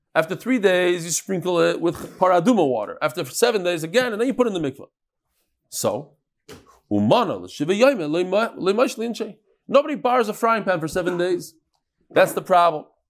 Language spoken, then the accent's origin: English; United States; I grew up in America